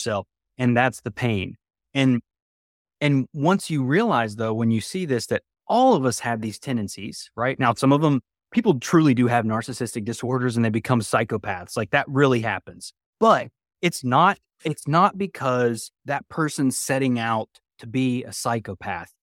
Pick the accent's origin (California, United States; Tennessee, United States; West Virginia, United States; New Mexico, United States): West Virginia, United States; moved away; I grew up in West Virginia originally